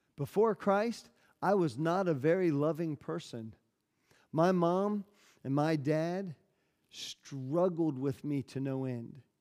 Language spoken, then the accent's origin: English; United States; moved away; I'm an American